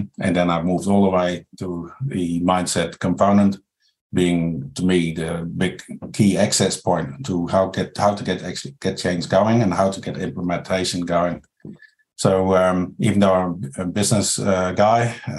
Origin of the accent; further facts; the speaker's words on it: Netherlands; moved away as an adult; now in New Zealand; I'm from the Netherlands. So it's a different culture here